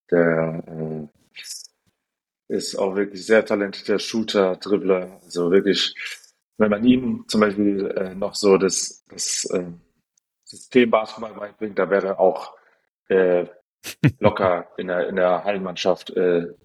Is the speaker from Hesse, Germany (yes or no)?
yes; Frankfurt, Hesse, Germany; aber wir, wir reden schon sehr viel. Frankfurter Bubble halt